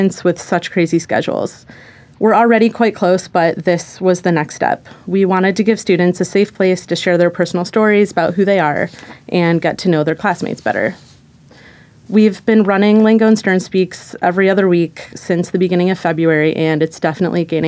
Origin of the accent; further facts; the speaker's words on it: Ohio, United States; moved away as an adult; also born or lived in Tel Aviv / Barcelona; now in New York, United States; I grew up in Ohio